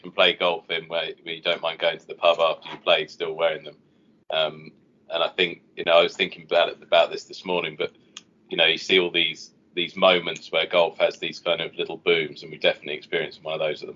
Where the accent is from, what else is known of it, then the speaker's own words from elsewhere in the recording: England, United Kingdom; I'm English